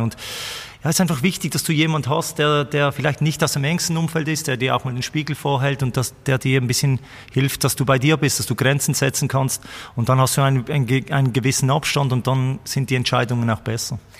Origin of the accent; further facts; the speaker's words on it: Birseck region, Basel-Landschaft, Switzerland; in der Region Birsek, wo ich aufgewachsen bin